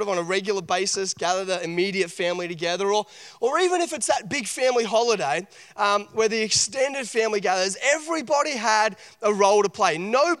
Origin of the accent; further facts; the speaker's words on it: Port Macquarie, New South Wales, Australia; I grew up in Port Macquarie, and we used to do a lot of camping up at Crescent Head.